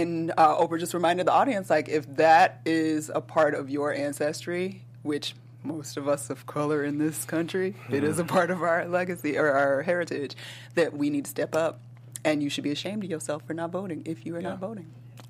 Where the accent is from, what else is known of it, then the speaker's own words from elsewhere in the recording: Georgia, United States; moved away; She has made her way to Georgia, my home state.